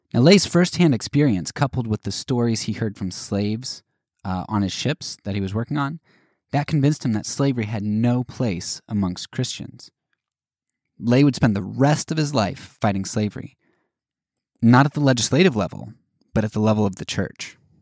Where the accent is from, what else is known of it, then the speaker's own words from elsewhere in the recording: Pennsylvania, United States; I grew up in Pennsylvania